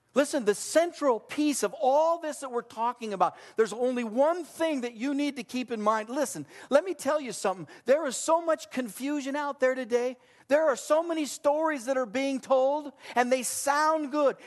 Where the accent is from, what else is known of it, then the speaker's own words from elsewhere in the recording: Southern California, United States; I grew up in Southern California